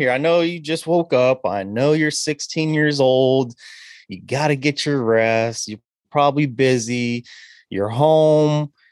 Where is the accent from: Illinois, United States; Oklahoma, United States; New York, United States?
Oklahoma, United States; Lawton; born there; I was born in Lawton, so I know a little something about uh, Oklahoma, but I was just born there yeah. because my dad was in the service.